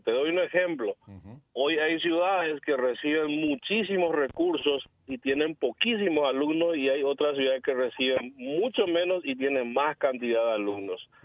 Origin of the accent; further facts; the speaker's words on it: Cordillera, Paraguay; yo provengo del interior, yo soy de Cordillera, fui intendente dos periodos